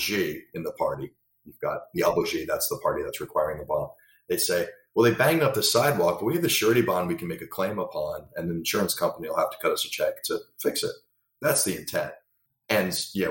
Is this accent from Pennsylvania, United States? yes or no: yes; Bucks County, Pennsylvania, United States; born and raised in Bucks County, Pennsylvania